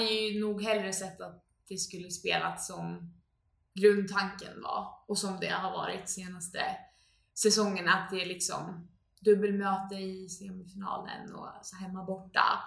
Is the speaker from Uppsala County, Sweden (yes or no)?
yes; Uppsala, Uppsala County, Sweden; jag är uppvuxen här i Uppsala